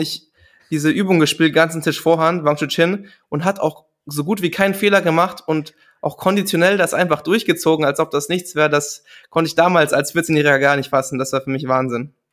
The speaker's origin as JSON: {"language": "German", "country": "Germany", "said": "als Deutscher"}